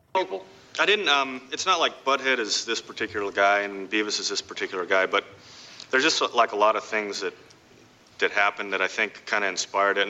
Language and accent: English; Albuquerque, New Mexico, United States; moved away; also born or lived in San Diego / Texas; I'm originally from Albuquerque